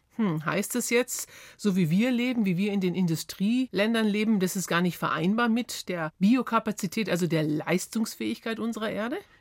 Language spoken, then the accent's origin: German; Germany; bei uns in Deutschland